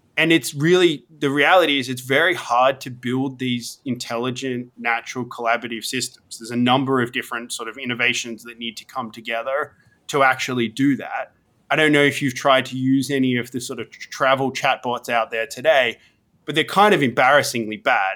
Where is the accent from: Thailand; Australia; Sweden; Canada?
Australia; moved away as an adult; also born or lived in Sydney; now in United States; I grew up in Australia, studied I T